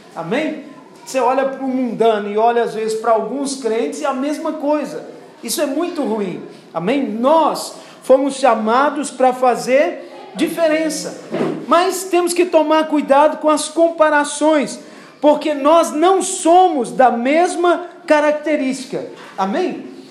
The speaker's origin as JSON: {"language": "Portuguese", "country": "Brazil", "tie": "born or raised there", "said": "Eu também nasci com uma identidade brasileira"}